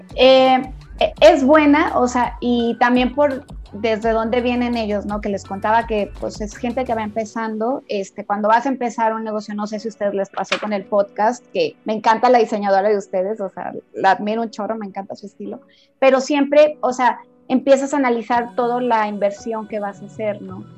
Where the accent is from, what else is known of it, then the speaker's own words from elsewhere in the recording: Tabasco, Mexico; now in Guadalajara, Mexico; soy tabasqueña, llevo casi 18 años viviendo en Guadalajara